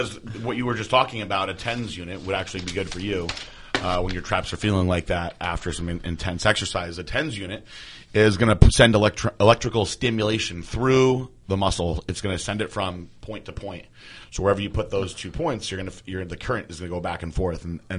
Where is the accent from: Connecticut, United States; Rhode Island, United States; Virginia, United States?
Connecticut, United States; I'm from Connecticut.